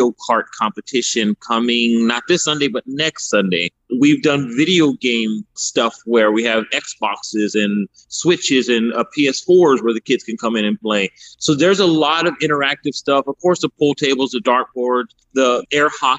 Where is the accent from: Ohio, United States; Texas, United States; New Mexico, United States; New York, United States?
Texas, United States; San Antonio; also born or lived in Miami, Florida / Houston, Texas; We moved to Houston, and I moved to San Antonio when I was about maybe 9. But I've always lived on the south side.